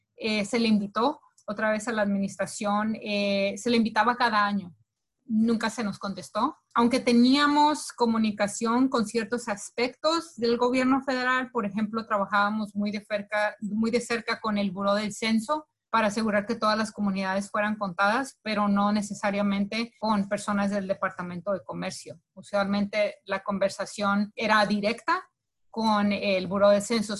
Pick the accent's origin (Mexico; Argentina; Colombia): Colombia; now in United States; los colombianos no somos iguales que los mexicanos